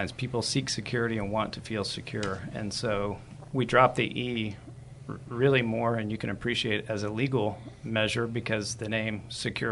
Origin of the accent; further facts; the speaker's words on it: San Antonio, Texas, United States; I'm a native San Antonian, born and raised here, educated here